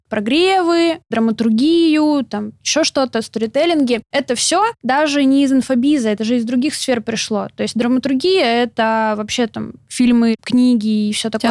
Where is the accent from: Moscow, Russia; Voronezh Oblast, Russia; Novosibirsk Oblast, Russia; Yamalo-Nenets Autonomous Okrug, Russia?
Novosibirsk Oblast, Russia; Novosibirsk; moved away as an adult; also born or lived in Samara; Я родилась в Новосибирске, и там же закончила школу с золотой медалью